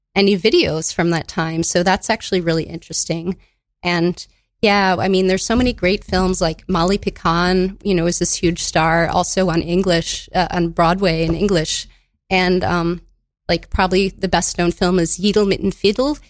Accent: Madison, Wisconsin, United States; now in New York, United States; I grew up in Madison, Wisconsin.

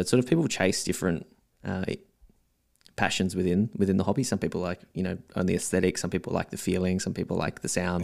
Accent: Melbourne, Victoria, Australia; also born or lived in South Australia; most of my life in Melbourne, maybe twenty, twenty-eight years here

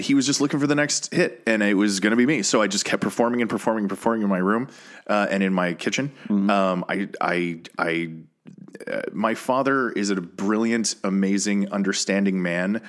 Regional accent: Colorado, United States; moved away as an adult; now in Los Angeles, United States; I have lived in Colorado growing up, and then I moved

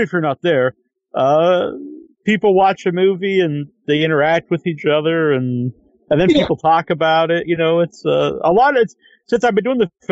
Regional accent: Sandwich, Massachusetts, United States; I just say I'm from Cape Cod, because no one will know Sandwich

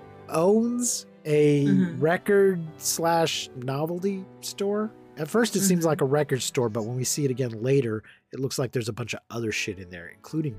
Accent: Odessa, Texas, United States; We're both from Odessa, which is right next door to Midland.

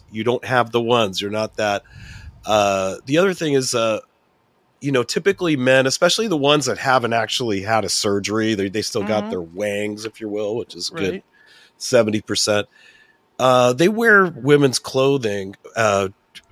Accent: California, United States; I'm from California.

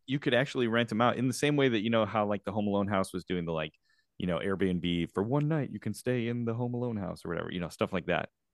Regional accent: Chicago, Illinois, United States; moved away; I myself am in Chicago, my hometown

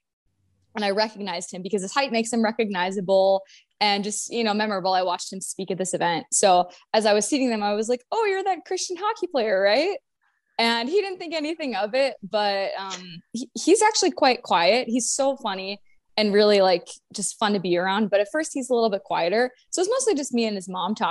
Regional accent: North Dakota, United States; moved away as an adult; now in Nashville, United States; I was born and raised in North Dakota

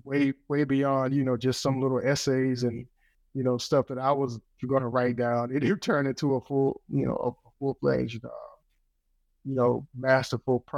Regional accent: Wilson, North Carolina, United States; Wilson, North Carolina. I mean, that's my hometown

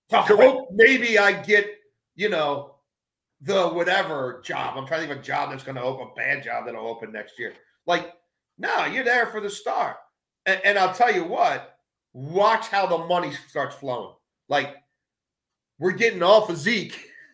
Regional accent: Baltimore, Maryland, United States; I'm growing up in Baltimore and obviously DC is just right down the road

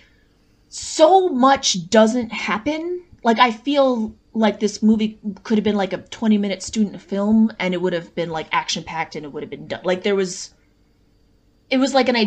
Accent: Long Island, New York, United States; now in Boston, United States; I grew up on Long Island

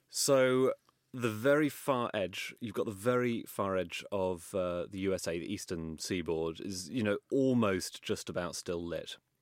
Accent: London, United Kingdom; I grew up in Wimbledon

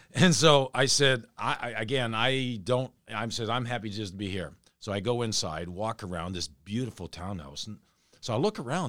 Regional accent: Canada; moved away; I grew up as a Canadian watching ….

